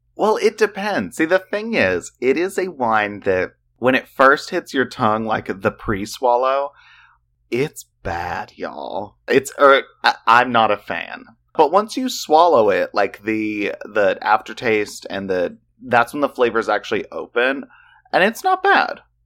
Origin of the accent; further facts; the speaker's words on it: the South, United States; We're from the South